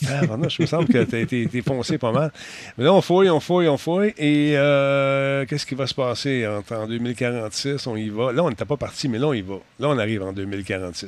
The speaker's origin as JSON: {"language": "French", "region": "Quebec", "country": "Canada"}